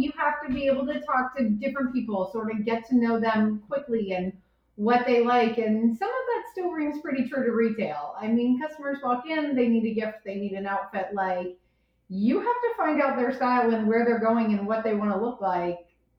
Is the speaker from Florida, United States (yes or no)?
yes; South Florida, United States; also born or lived in Colorado; I grew up in South Florida, moved out to Colorado for a while, and then went to boarding school in New Hampshire.